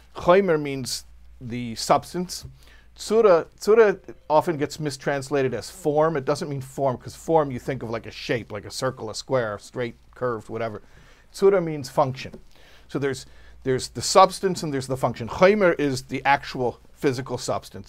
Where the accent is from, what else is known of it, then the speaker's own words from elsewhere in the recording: Illinois, United States; I'm from Illinois.